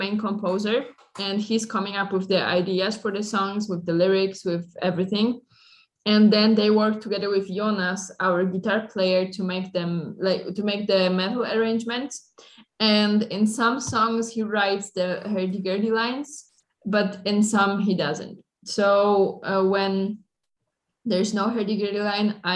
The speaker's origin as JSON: {"language": "English", "country": "Poland", "said": "I'm from Poland"}